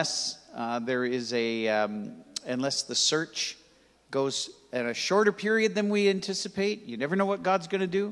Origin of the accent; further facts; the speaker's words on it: Toronto, Ontario, Canada; I grew up in Toronto, on the West End, most of the time in Etobicoke, in a place called Rexdale